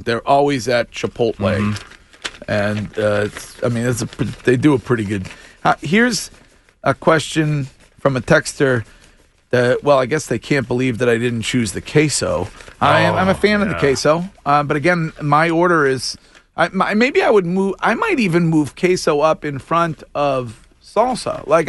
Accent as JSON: {"language": "English", "town": "Stow", "region": "Massachusetts", "country": "United States", "tie": "born or raised there", "said": "my hometown police department, the Stowe PD"}